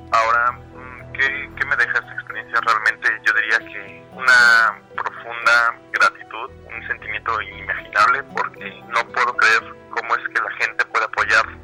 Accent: Mexico; si nos proponemos nosotros como mexicanos podemos salir adelante.

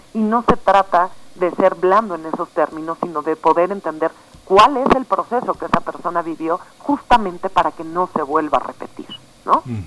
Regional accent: Mexico; como población mexicana

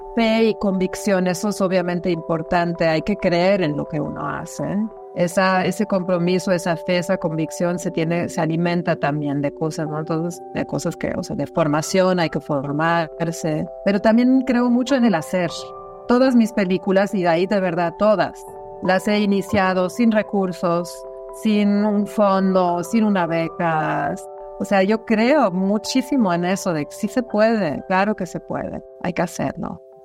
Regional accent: Germany; moved away as an adult; now in Mexico; Nací en Alemania y, y llego a México a mis 21 años

